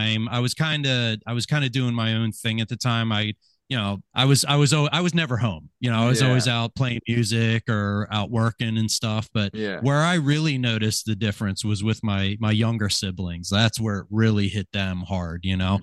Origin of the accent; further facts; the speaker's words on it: New Britain, Pennsylvania, United States; also born or lived in Sellersville, Pennsylvania / Lansdale, Pennsylvania; we moved out of Lansdale when I was in kindergarten. I started kindergarten in New Britain, Doylestown area. Spent about 20 years there.